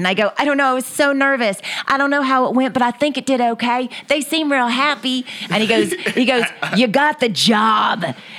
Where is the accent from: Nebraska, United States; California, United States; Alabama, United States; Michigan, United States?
California, United States; Ventura; born there; And I was born in Ventura, California. So I thought, go back towards where you're born. And everybody else was from Texas. So I was the only California girl of my family.